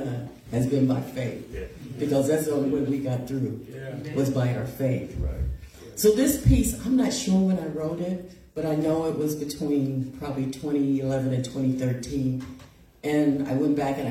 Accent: Hannibal, Missouri, United States; I was born in Hannibal, Missouri, a little town on the Mississippi River.

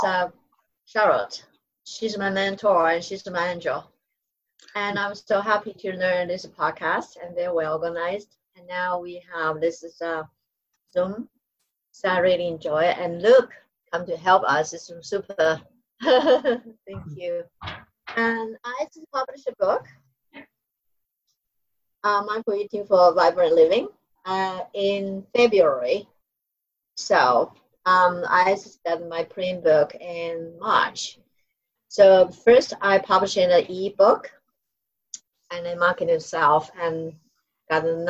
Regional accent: Taiwan; So, I'm not from China, I'm from Taiwan. So a Chinese from Taiwan

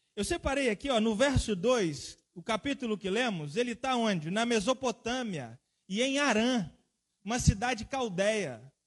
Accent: Guarapari, Espírito Santo, Brazil; also born or lived in Setiba, Guarapari; Eu mesmo fui criado ali na Rua da Marinha, no Itapebu Sul

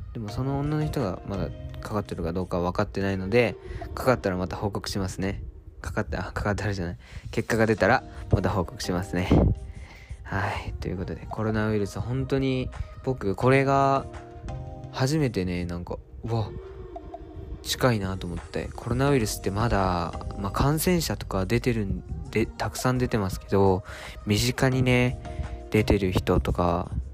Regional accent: Japan; moved away as an adult; now in Tokyo, Japan; 島育ちいきなり上京ライフといって島からいきなり上京してきて東京で大学生をやっている僕

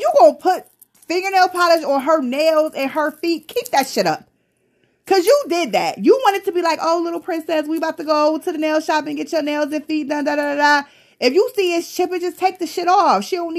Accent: Tonawanda, New York, United States; I'm from Tonawanda, bitch.

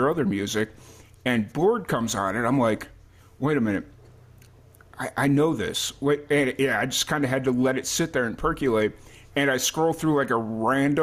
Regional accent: Chicago, Illinois, United States; now in Texas, United States; I grew up in Chicago

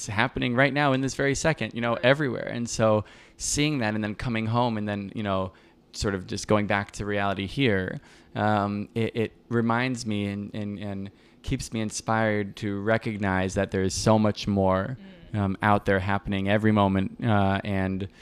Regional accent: Miami, Florida, United States; now in Brooklyn, United States; I'm from Miami

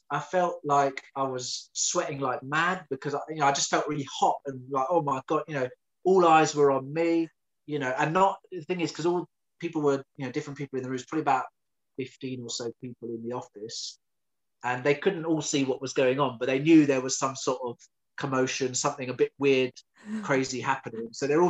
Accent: London, United Kingdom; But being a Londoner, I just wanted to stay in London.

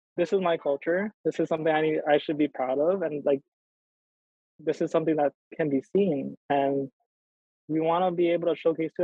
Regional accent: Hawaii, United States; growing up here, especially just a little background, like, you know, I grew up ashamed of being Filipino

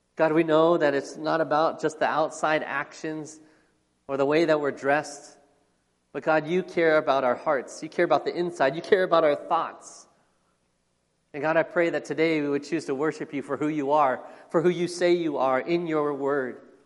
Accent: Phoenix, Arizona, United States; I was born here in the United States, born here in Phoenix, Arizona. And I've lived here all of my life, all 43 years of it

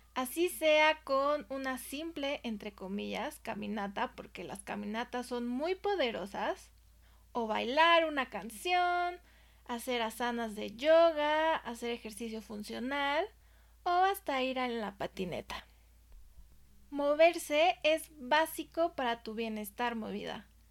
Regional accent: Mexico; yo soy de México

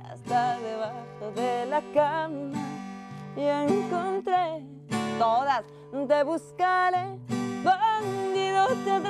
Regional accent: Honduras; soy de Honduras.

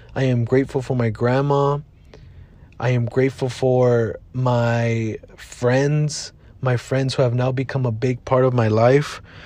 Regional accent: Maywood, California, United States; also born or lived in Lynwood, California / Bell, California / South Gate, California; I was born and raised here in Southeast Los Angeles.

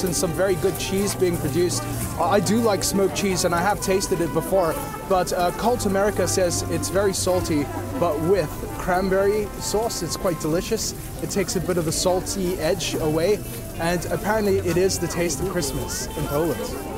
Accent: Johannesburg, Gauteng, South Africa; also born or lived in Cape Town; I'm from Johannesburg

